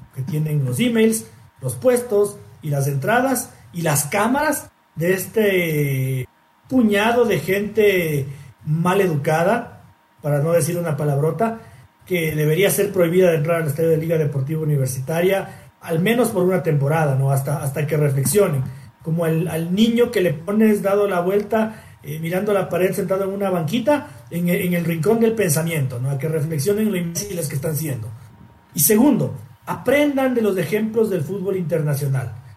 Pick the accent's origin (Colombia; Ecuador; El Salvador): Ecuador; como ecuatoriano